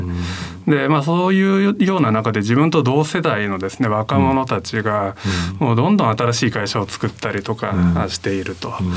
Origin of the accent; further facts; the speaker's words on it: Fukuyama, Hiroshima, Japan; 生まれはあの広島の福山という町ですね